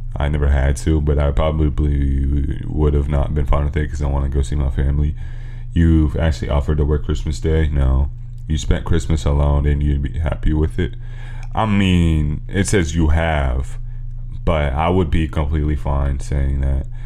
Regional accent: California, United States; we're from California

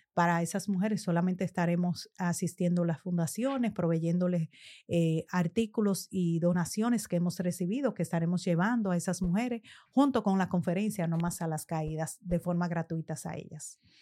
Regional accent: Dominican Republic; siendo República Dominicana, nuestro país natal

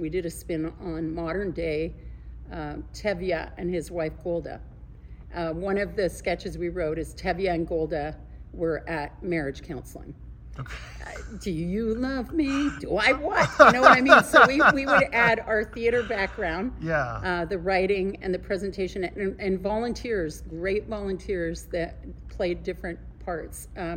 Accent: Montreal, Quebec, Canada; moved away as an adult; also born or lived in Sacramento, California; I was born in Montreal, Canada

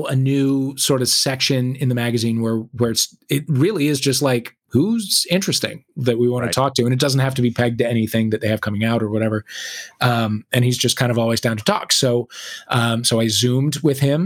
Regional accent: St. Louis, Missouri, United States; I was from St. Louis

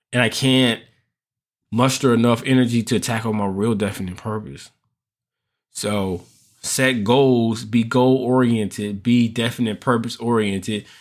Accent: United States; as American men, as Black American men

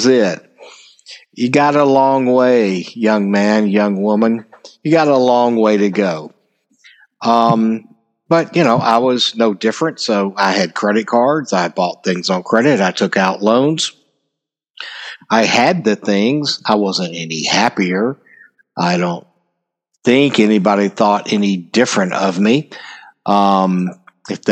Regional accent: United States; I'm an American

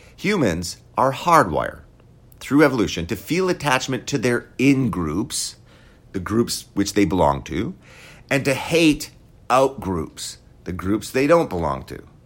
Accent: Wisconsin, United States; I grew up in Wisconsin

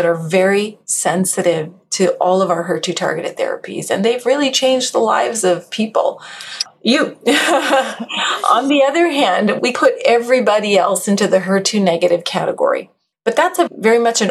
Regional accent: Western Canada, Canada; moved away as an adult; also born or lived in Edmonton; I started in Canada. I'm Canadian. Western Canada as well.

